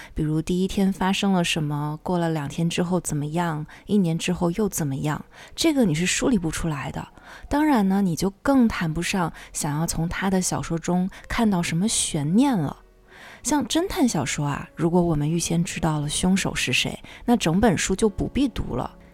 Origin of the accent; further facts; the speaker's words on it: China; 像我们中国人的书架上通常都会有《红楼梦》